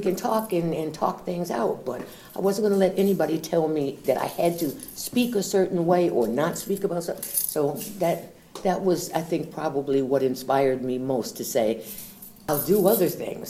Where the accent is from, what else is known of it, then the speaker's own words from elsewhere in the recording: Elmira, New York, United States; also born or lived in Syracuse, New York; I was born in Syracuse, and we moved when I was four to Elmira, New York